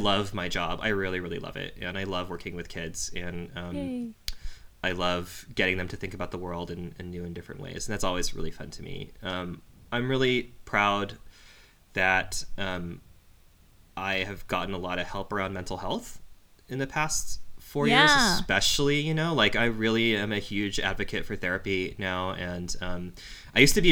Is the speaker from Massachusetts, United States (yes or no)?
no; Anaheim, California, United States; Anaheim, which is the city where I grew up in.